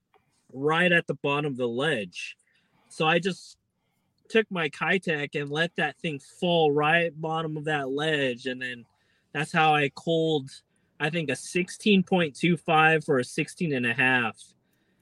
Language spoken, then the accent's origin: English; Bay Area, California, United States; I went to high school around that area